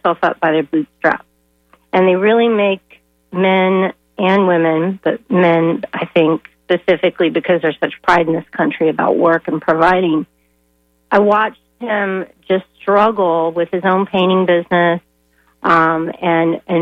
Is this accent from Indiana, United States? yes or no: no; Danville, Illinois, United States; now in St. Petersburg, United States; I grew up in Danville, Illinois, which is now considered one of the armpits of Illinois